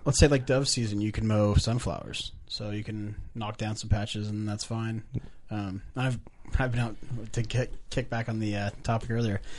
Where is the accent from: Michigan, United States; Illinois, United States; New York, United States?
Illinois, United States; Lux; from Lux, Illinois